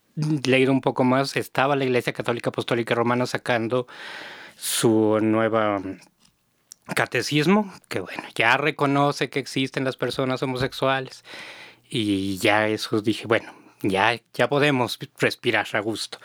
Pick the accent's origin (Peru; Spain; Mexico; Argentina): Mexico; Mexico City; Yo soy de Xochimilco